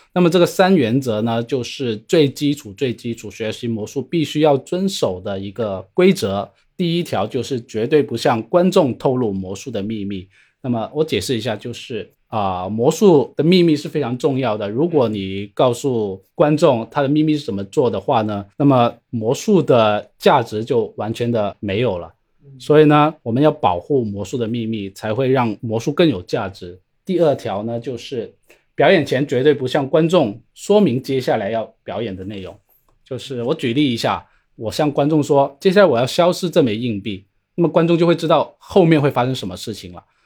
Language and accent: Chinese; Shenzhen, Guangdong, China; 我是来自深圳的，是一名职业的魔术师